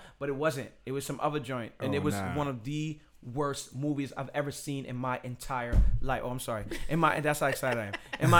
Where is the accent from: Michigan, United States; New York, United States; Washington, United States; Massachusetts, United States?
New York, United States; New York City; I'm from Bed-Stuy, Brooklyn.